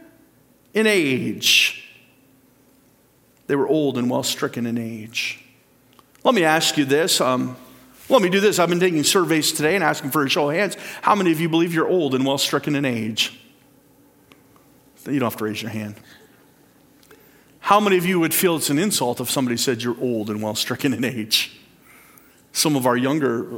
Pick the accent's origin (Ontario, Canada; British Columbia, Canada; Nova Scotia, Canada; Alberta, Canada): Ontario, Canada; Port Dover; I went to Port Dover Composite School too.